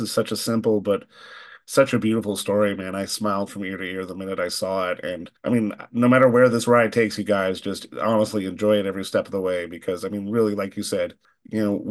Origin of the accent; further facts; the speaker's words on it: Canada; growing up, us both being Canadian